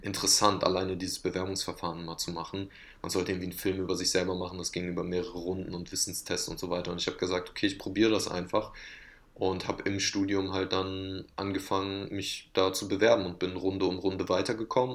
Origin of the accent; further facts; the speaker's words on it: Oberhausen, North Rhine-Westphalia, Germany; ich komme aus Oberhausen, einer Stadt im Ruhrgebiet